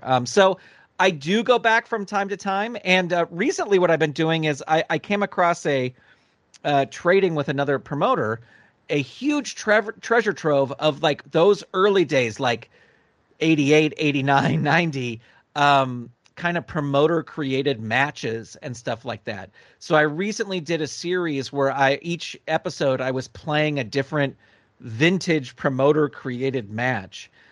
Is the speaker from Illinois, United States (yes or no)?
no; California, United States; I grew up in California. That's where I currently live